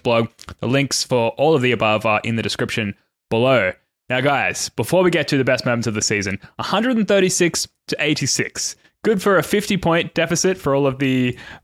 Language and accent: English; Australia; as a fellow Aussie